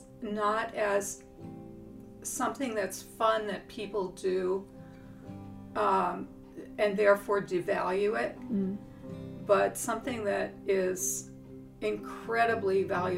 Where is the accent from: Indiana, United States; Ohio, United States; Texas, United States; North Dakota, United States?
North Dakota, United States; moved away as an adult; now in York, United States; I'm from North Dakota. Okay. Originally